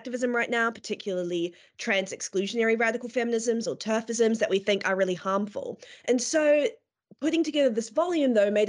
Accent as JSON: {"language": "English", "country": "New Zealand", "moved": "as an adult", "lives_now": "United Kingdom", "said": "And so, yes, I also have the pleasure of working with Eleanor. I'm originally from Aotearoa, New Zealand, but moved to the UK when I was about 18"}